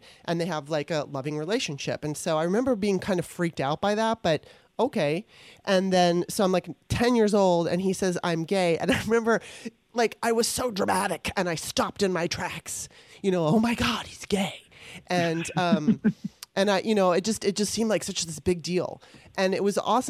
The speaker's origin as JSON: {"language": "English", "town": "Los Angeles", "region": "California", "country": "United States", "tie": "born or raised there", "also_born_or_lived": "Maryland", "said": "growing up in Los Angeles"}